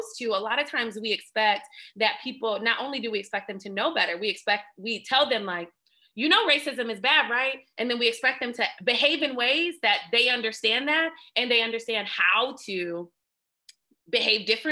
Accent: Lansing, Michigan, United States; I'm from Lansing

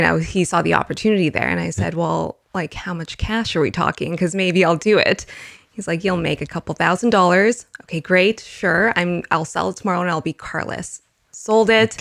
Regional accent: Winnipeg, Manitoba, Canada; I was born and raised in Winnipeg

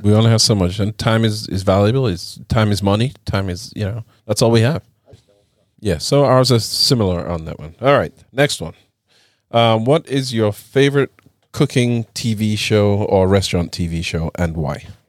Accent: England, United Kingdom; now in United States; growing up in England

